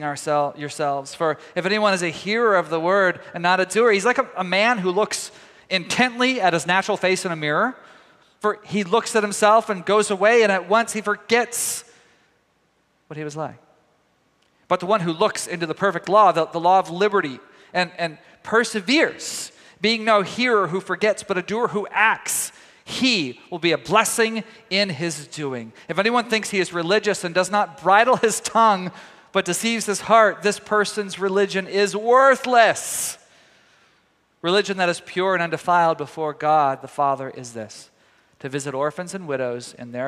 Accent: Tyler, Texas, United States; moved away; my hometown of Tyler, Texas.

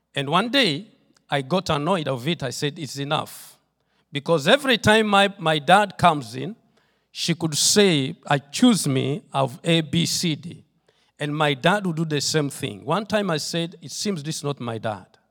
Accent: Tororo, Eastern Region, Uganda; I come from Tororo, Uganda. That's where the Lord has sent me with my wife and my children, and that's where we are doing the work of the Lord

